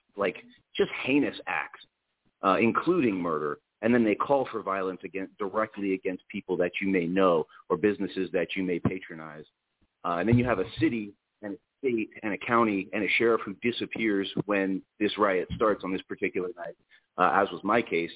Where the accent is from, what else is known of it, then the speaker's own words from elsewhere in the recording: Portland, Oregon, United States; I'm from Portland